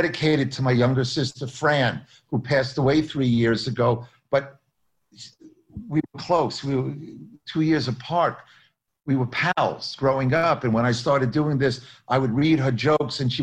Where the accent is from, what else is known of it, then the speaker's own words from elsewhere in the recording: Long Island, New York, United States; I'm another Jew from Long Island